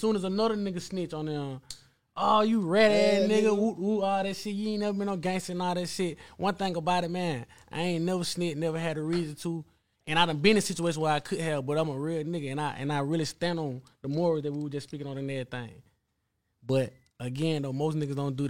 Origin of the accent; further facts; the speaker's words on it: Milledgeville, Georgia, United States; I'm from Millersville, Georgia. You know, middle Georgia